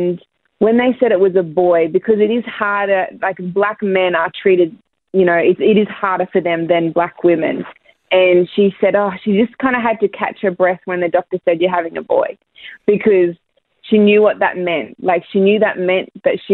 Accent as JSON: {"language": "English", "town": "Ipswich", "region": "Queensland", "country": "Australia", "tie": "born or raised there", "moved": "as an adult", "lives_now": "United States", "said": "We were both born, like, Terrence was born in Brisbane, I was born in Ipswich."}